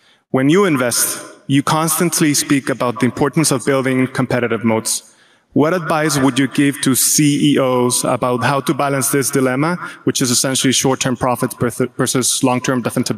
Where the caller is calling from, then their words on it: Guadalajara, Jalisco, Mexico; I've been a shareholder for about 16 years, and I'm coming from Guadalajara, Mexico.